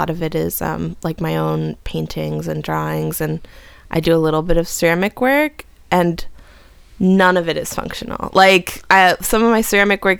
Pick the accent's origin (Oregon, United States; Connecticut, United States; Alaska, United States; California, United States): California, United States; Southern; now in Chicago, United States; I come from Southern California originally